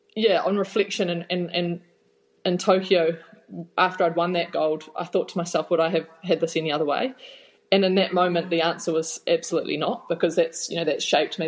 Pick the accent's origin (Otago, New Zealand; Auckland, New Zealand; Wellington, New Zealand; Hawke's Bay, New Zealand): Hawke's Bay, New Zealand; Napier; moved away as an adult; also born or lived in Waikato; I am from the real Bay, Hawke's Bay. Um, I'm a Napier girl and born and bred. Had spent my whole childhood there until I moved up to the Waikato to start the rowing journey when I was about 18 or 19